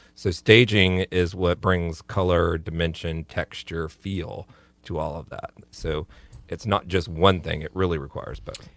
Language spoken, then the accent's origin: English; Florida, United States; I'm from Florida